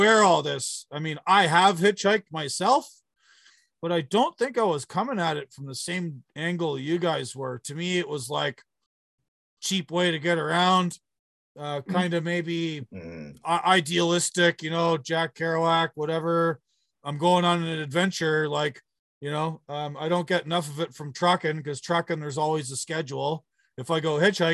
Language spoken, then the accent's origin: English; Southern Ontario, Canada; I grew up in Southern Ontario